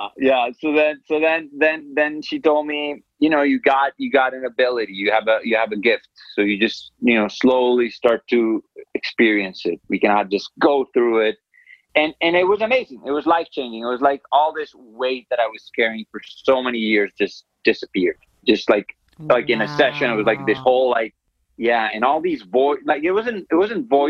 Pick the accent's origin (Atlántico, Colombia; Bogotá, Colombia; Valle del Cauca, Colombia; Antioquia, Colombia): Antioquia, Colombia; Medellín; I grew up in Colombia, in Medellin, Colombia